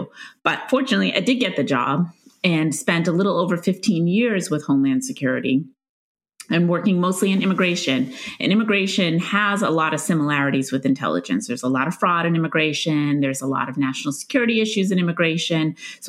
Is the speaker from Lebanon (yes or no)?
no; Stoneham, Massachusetts, United States; I grew up in Stoneham, Massachusetts, which is just north of Boston. It's about 15 minutes outside of Boston.